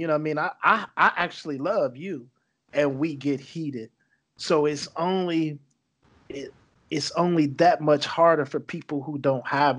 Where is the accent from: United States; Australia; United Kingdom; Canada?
United States; North Carolina; Yeah, Richard Petty, man. Yes, right. That's why I'm from North Carolina.